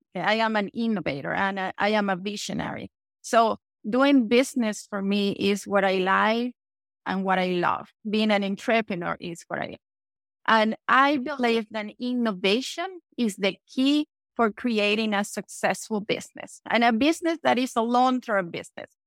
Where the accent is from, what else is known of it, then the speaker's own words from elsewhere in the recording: Venezuela; English is a second language; moved away as an adult; also born or lived in Panama; now in United States; English is not my first language because I was born in Venezuela